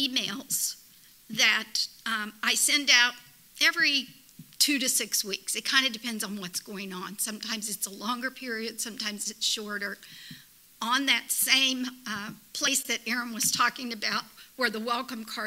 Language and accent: English; United States; as an American